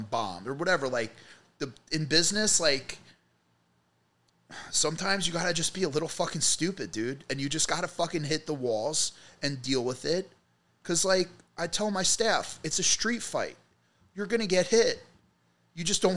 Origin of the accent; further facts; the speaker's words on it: New Jersey, United States; also born or lived in Middlesex County, New Jersey / Monmouth County, New Jersey; I grew up in Jersey my whole life.